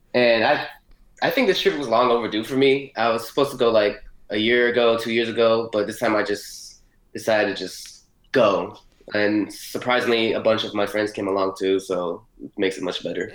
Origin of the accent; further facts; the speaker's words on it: Miami, Florida, United States; Born in Miami, Florida